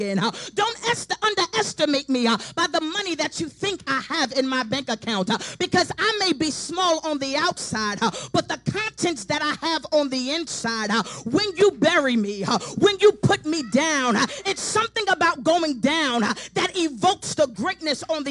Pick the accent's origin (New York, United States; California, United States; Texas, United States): New York, United States; New York City; now in Charlotte, United States; I'm from Brooklyn, New York